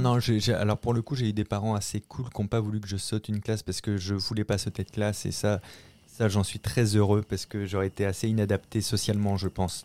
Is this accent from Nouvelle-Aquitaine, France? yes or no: yes; La Rochelle, Nouvelle-Aquitaine, France; moved away as an adult; now in Paris, France; je viens de La Rochelle, au nord de La Rochelle, un petit village de 2000 habitants qui s'appelle Marcilly